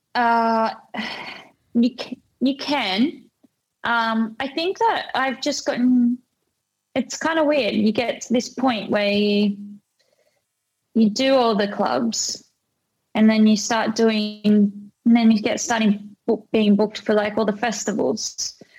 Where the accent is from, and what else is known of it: Australia